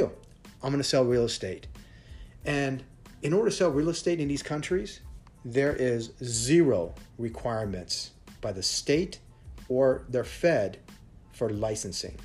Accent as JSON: {"language": "English", "country": "United States", "moved": "yes", "lives_now": "Thailand", "said": "I'm American"}